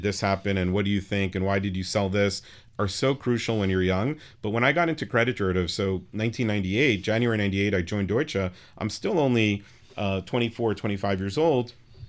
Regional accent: New York City, New York, United States; I grew up on the Upper West Side, which was not the safe place it is today back then in the late 80s

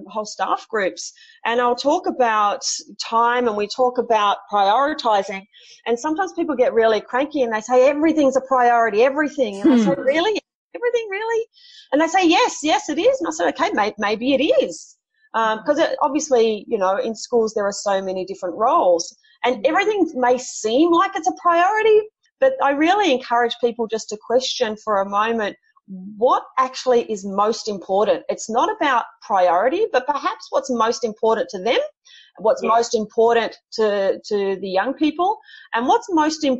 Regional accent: Sydney, New South Wales, Australia; I'm from Sydney myself

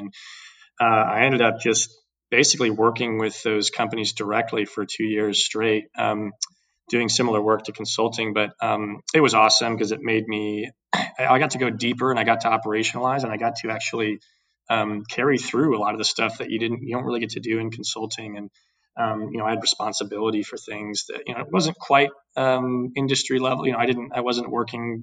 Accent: Dallas, Texas, United States; also born or lived in Houston, Texas / Boston / New York / Austin, Texas; I'm a born and raised Texan

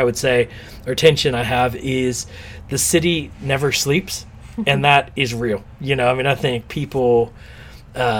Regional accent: Texas, United States; now in New York City, United States; we're from Texas where it's a lot of oil

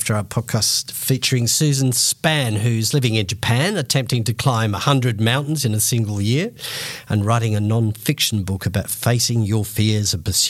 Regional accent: England, United Kingdom; now in Australia; my parents are English. I was born in England.

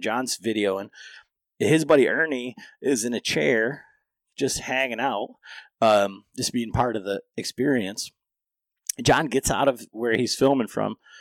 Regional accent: Michigan, United States; growing up in Michigan

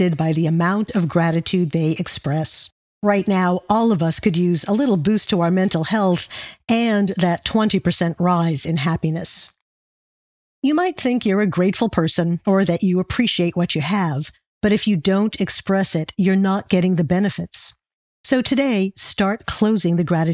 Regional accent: New York City, New York, United States; Well, I'm from New York City

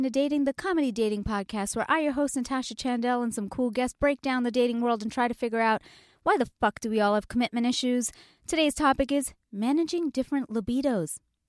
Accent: India; It's also because I'm Indian and my mom might be listening and I'm really like, I can't.

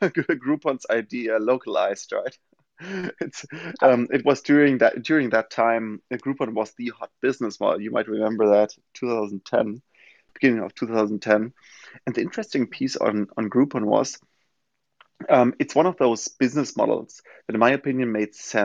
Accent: Germany; English is a second language; now in New York, United States; as most of you can hear probably from my accent, not from New York originally, but from Germany.

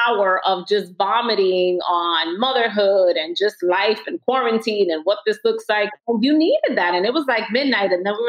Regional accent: New York City, New York, United States; I grew up in Washington Heights, walking down the neighborhood.

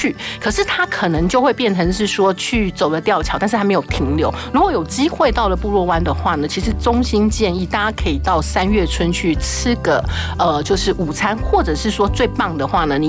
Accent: Taiwan; also born or lived in Tainan / Ruisui, Hualien (family home); 为什么我们台湾人不知道的地方，外国人都知道？

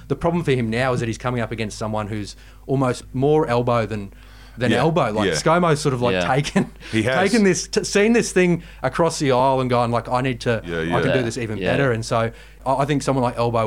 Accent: Darling Downs, Queensland, Australia; also born or lived in Kingaroy, Queensland; I come from the heartland of evangelical Christianity in Queensland, which is the Darling Downs

